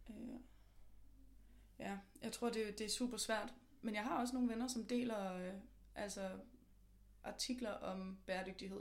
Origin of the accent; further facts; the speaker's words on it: just north of Copenhagen, Capital Region of Denmark, Denmark; now in Copenhagen, Denmark; jeg er fra lige nord for København, men jeg bor også i København nu.